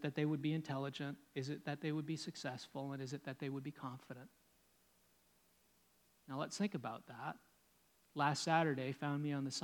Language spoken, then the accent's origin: English; Canada; I'm Canadian